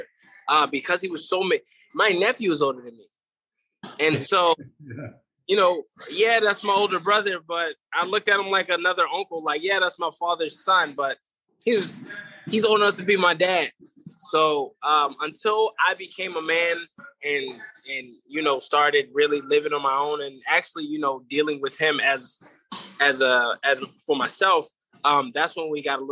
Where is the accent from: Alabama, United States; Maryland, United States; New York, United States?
Maryland, United States; Baltimore; moved away as an adult; also born or lived in Philadelphia; now in Las Vegas, United States; growing up in Baltimore, I went to a lot of Muslim schools, Islamic schools, private schools, a lot of religious schools